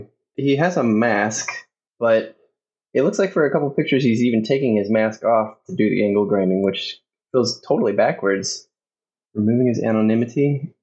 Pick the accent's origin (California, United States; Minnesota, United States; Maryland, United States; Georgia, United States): California, United States; San Francisco; I'm from San Francisco, so I don't know how you deal with snow, really.